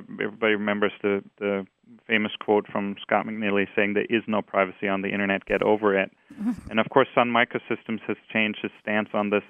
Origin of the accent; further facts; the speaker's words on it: Austria; English is a second language; now in United States; I don't know. I think I still have my accent.